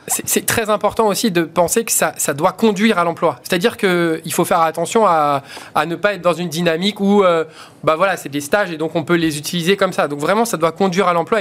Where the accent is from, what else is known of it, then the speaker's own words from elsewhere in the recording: Vitry-sur-Seine, Île-de-France, France; j'ai grandi à Vitry-sur-Seine, donc euh, quelque part, les quartiers, euh, j'ai grandi dedans.